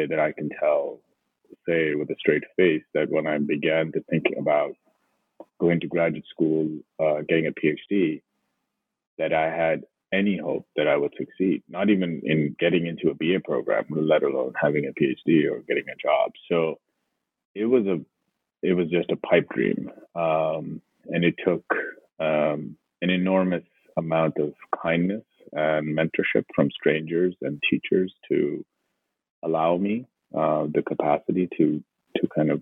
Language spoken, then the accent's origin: English; Lahore, Punjab, Pakistan; moved away as an adult; now in United States; I grew up and I was born and raised in Pakistan, in Lahore